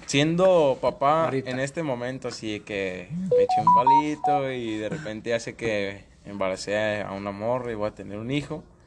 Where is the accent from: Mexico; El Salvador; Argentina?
Mexico; somos mexicanos